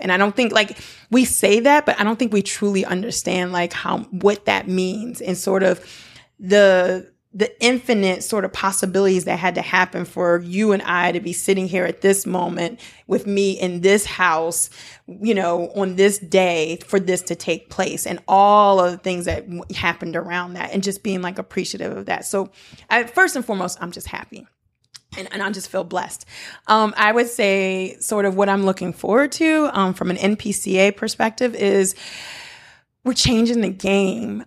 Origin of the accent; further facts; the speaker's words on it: United States; also born or lived in Benin; I'm a Black American. Like, I, I'm very American, although my roots are African